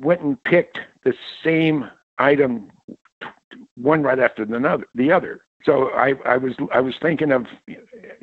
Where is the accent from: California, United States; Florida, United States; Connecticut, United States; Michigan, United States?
California, United States; Mountain View; I grew up in the Mountain View, Los Alamos area of the Bay Area, Silicon Valley